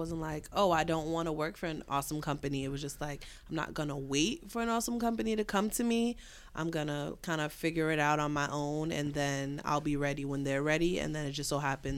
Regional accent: New York City, New York, United States; I have my own agency, Tequila White PR, from the Bronx

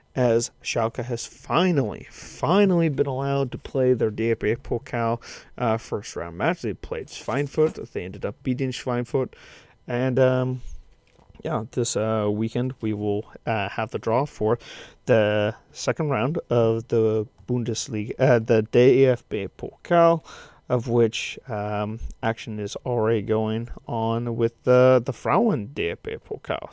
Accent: United States; now in Kansas, United States; as an American

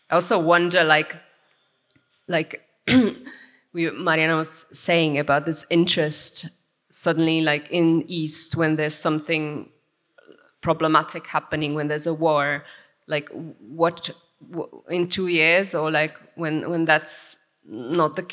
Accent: Slovakia; I'm from Slovakia, but I have like heritage from six other countries around Europe.

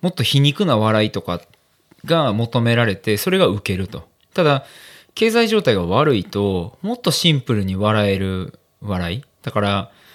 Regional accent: Amagasaki, Hyogo, Japan; まあ、尼崎出身なんで

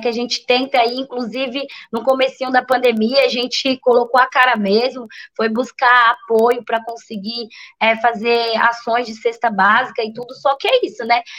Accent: São Paulo, Brazil; moved away as an adult; now in Bertioga, Brazil; é da onde eu fui criada e é, né, nasci, fui criada, que é o Paraisópolis Zona Sul, que é uma também uma grande periferia lá de São Paulo

